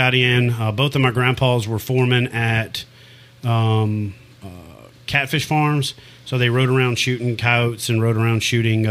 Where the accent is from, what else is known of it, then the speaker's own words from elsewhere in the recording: Ferriday, Louisiana, United States; also born or lived in Jonesville, Louisiana; I'm originally from Faraday, which is where …, …